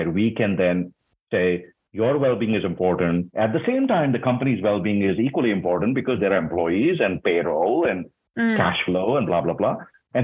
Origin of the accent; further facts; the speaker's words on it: India; moved away as an adult; also born or lived in Singapore; now in United States; I grew up in India, which is a very different culture.